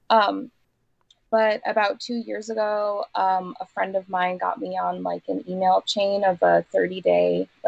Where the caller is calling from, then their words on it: Vermont, United States; I'm in southern Vermont right now.